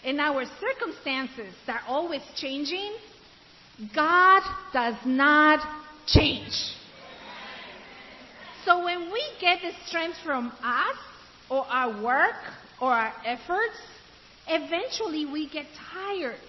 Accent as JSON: {"language": "English", "country": "Ecuador", "tie": "born or raised there", "also_born_or_lived": "Africa", "moved": "yes", "lives_now": "United States", "said": "I grew up in Ecuador and I lived in Africa."}